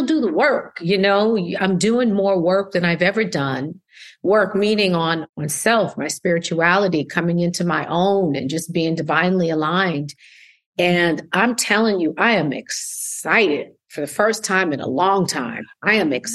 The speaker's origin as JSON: {"language": "English", "town": "Schenectady", "region": "New York", "country": "United States", "tie": "born or raised there", "said": "Upstate New York. So I'm from Schenectady, New York."}